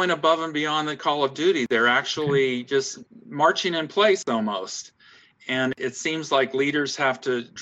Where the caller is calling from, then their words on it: Augusta, Georgia, United States; I'm speaking from Augusta, Georgia, in the deep south of the United States of America.